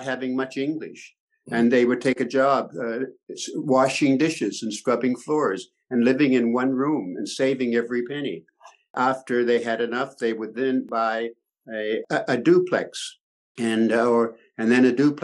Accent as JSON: {"language": "English", "town": "Wolfville", "region": "Nova Scotia", "country": "Canada", "tie": "born or raised there", "said": "I was born in the very small university town of Wolfville, Nova Scotia, in the Annapolis Valley. The only Black family of about 2,000 people, and we went to the schools"}